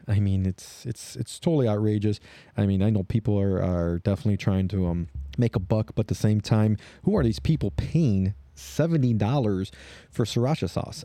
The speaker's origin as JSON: {"language": "English", "town": "Chicago", "region": "Illinois", "country": "United States", "said": "I am from Chicago"}